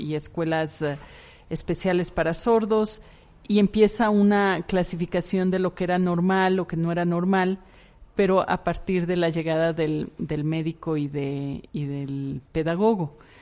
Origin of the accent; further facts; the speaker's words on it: Ecuador; yo soy ecuatoriana, yo nací en una ciudad muy pequeña en Ecuador